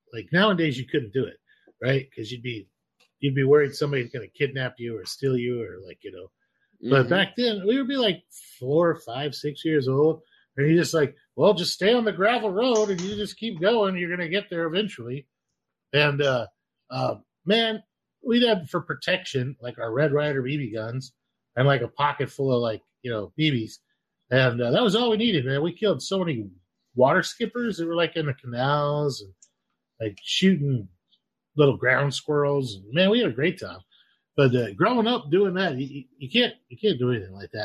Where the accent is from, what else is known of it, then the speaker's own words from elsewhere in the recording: Idaho, United States; where I grew up in Idaho